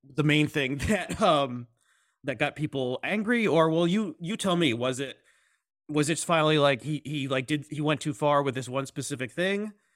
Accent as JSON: {"language": "English", "country": "United States", "said": "as American Jews who care about Israel"}